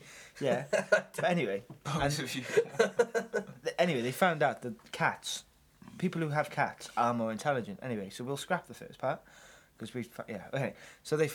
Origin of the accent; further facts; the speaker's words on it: United Kingdom; we are British